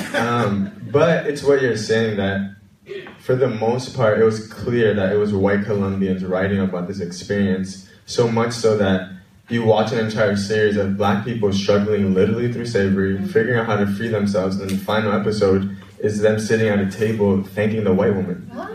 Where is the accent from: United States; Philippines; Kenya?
United States; New York City, New York; also born or lived in Washington Heights; I'm from the Bronx, New York